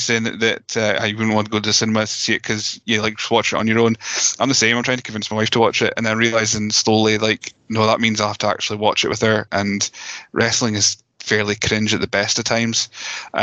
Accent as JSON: {"language": "English", "region": "Scotland", "country": "United Kingdom", "said": "We're Scottish"}